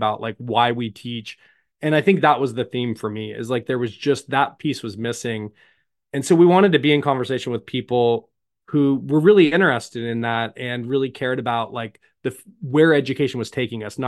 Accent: Tulsa, Oklahoma, United States; I'm from Tulsa

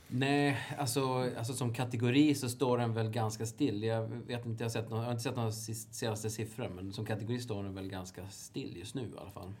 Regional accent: Sweden; som svensk är man ju väldigt lokalpatriotisk

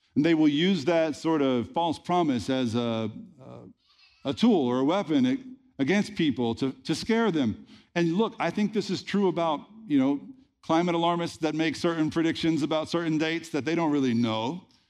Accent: the Bible Belt, United States; I grew up in the Bible Belt in the eighties and nineties

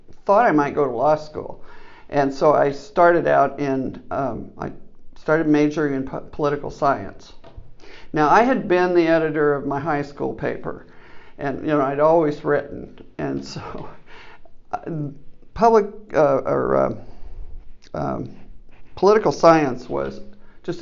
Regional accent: Kansas City, Missouri, United States; moved away as an adult; now in Omaha, United States; born and raised in Kansas City, Missouri, and I moved

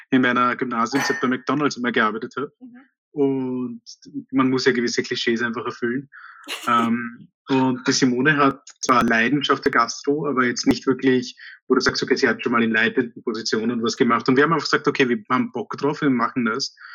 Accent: India; in meiner Kindheit habe ich regelmäßig Sojabällchen gegessen, weil ich bin in Indien aufgewachsen und Fleisch ist dort teuer

